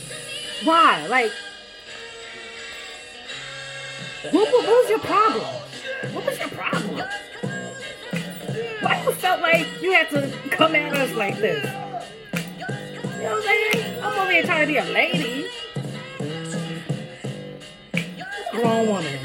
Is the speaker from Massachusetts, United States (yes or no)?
no; New York City, New York, United States; I'm not even from Brownsville. I'm from Bushwick